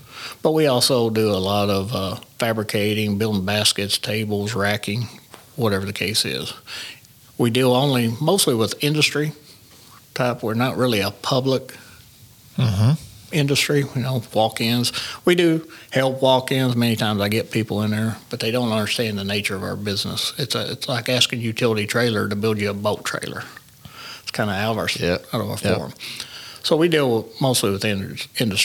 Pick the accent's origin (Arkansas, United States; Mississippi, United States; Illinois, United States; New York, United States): Arkansas, United States; Paragould; We're from Paragould. I lived in Paragould